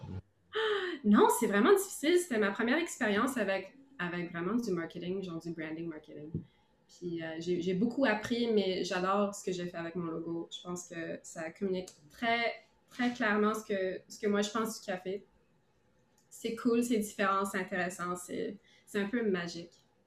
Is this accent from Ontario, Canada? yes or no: yes; Ottawa, Ontario, Canada; now in Montreal, Canada; je viens d'Ottawa.